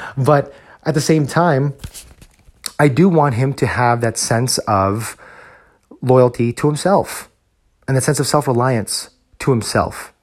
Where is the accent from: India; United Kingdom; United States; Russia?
United States; New Jersey; now in Texas, United States; growing up as a Filipino American in New Jersey, where I grew up